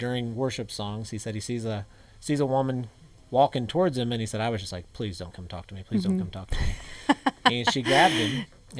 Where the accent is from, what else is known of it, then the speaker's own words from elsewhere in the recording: Indianapolis, Indiana, United States; an American from Indianapolis